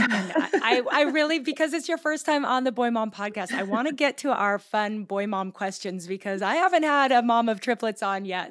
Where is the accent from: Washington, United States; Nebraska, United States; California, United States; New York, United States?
Washington, United States; Gig Harbor; my hometown of Gig Harbor, Washington